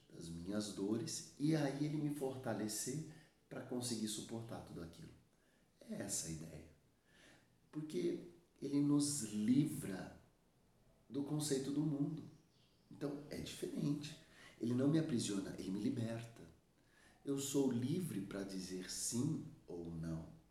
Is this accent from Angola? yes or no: no; Suzano, São Paulo, Brazil; aqui na minha região, eu sou de Suzano, São Paulo, Brasil